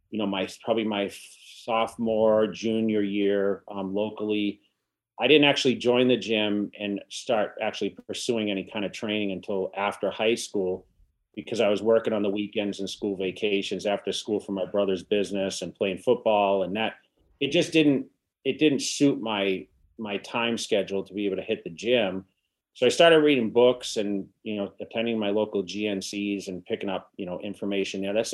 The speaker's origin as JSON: {"language": "English", "region": "Massachusetts", "country": "United States", "also_born_or_lived": "California", "moved": "as an adult", "lives_now": "Las Vegas, United States", "said": "I'm originally from Massachusetts and you know, I headed, I went to California. I, I went west uh, for the bodybuilding career about '99, and somehow I migrated to Las Vegas"}